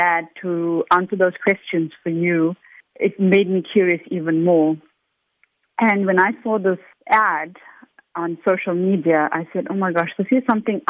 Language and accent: English; South Africa; us South African Indians